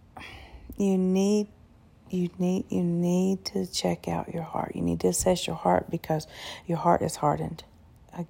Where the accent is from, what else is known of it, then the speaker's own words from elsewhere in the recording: United States; I was born and raised here in America